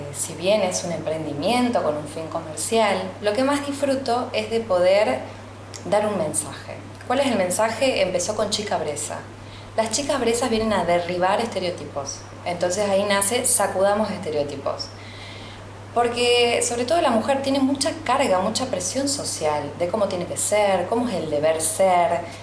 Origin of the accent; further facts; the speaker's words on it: Sunchales, Santa Fe, Argentina; yo crecí en Sunchales